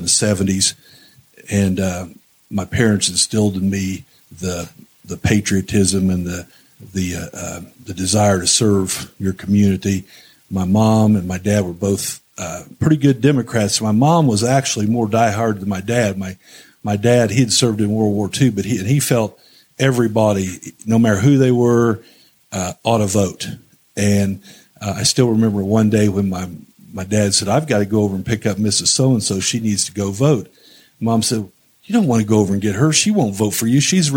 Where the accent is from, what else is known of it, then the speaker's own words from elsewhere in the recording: New Castle, Indiana, United States; I was born and raised in Newcastle